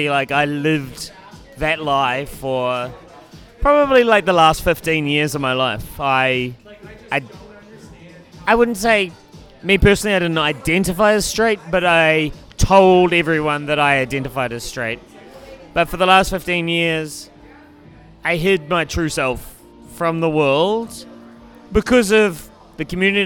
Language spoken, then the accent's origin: English; New Zealand; now in Canada; I'm originally from New Zealand, born and raised. Moved to Canada about 5 years ago.